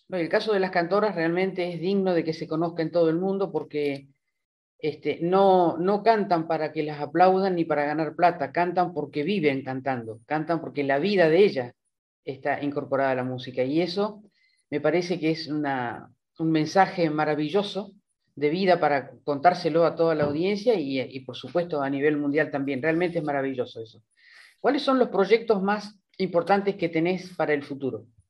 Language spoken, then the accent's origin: Spanish; Cutral Có, Neuquén, Argentina; yo soy patagónica, soy de Cutralcó